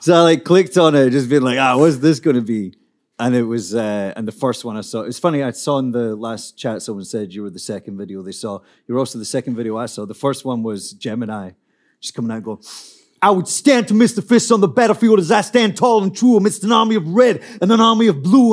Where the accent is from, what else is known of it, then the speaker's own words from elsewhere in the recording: Scotland, United Kingdom; I'm a poet from Scotland